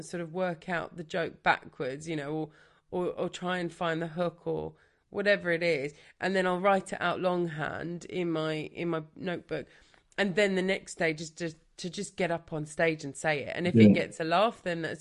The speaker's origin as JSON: {"language": "English", "town": "Brighton", "region": "South East England", "country": "United Kingdom", "tie": "born or raised there", "said": "I'm from Brighton, so I grew up here"}